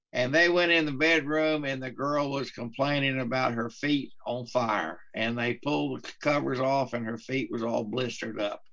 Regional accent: Carlsbad, New Mexico, United States; now in Texas, United States; I'm from Carlsbad, New Mexico. I was raised up in New Mexico before I came to Texas

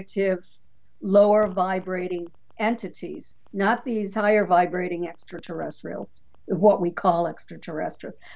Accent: New Hampshire, United States; now in Florida, United States; I grew up in New Hampshire

